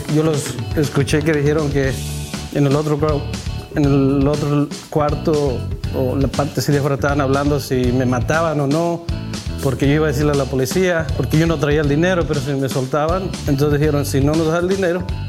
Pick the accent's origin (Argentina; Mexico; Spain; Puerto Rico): Mexico; Zacatecas; moved away as an adult; also born or lived in Georgia, United States; now in United States; yo soy de Zacatecas, de un estado de México, y vengo, bueno, yo a Estados Unidos me vine cuando tenía alrededor de 18, 19 años.